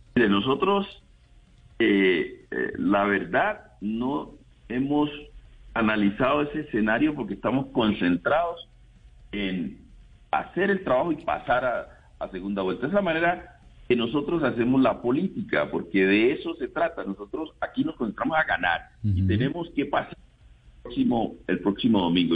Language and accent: Spanish; Andagoya, Chocó, Colombia; estuve en, en Andagoya, mi pueblo